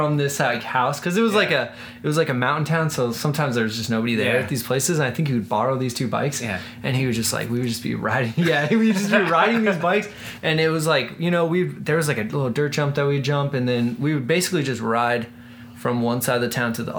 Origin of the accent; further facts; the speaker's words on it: Silver City, New Mexico, United States; moved away; also born or lived in San Diego, California / Culver City, California; I'm from southern New Mexico, so I'm from a town called Silver City, New Mexico.